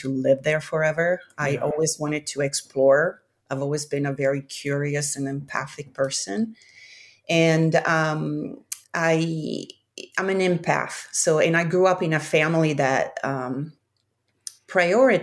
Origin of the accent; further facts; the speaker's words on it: Milan, Lombardy, Italy; moved away as an adult; also born or lived in Africa / Central America; now in San Francisco, United States; I grew up in Milan in Italy, and I moved to the States when I was about 20 years old